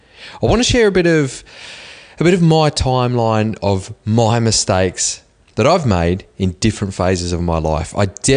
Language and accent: English; Cobar, New South Wales, Australia; I remember sneaking into a pub when I was 15 years old in the small country town that I grew up in Cobar.